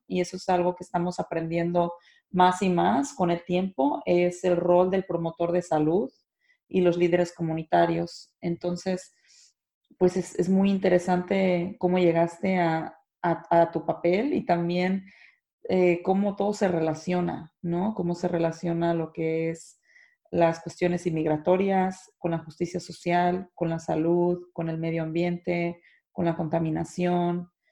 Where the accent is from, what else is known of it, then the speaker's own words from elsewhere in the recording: Mexico; las personas que somos de México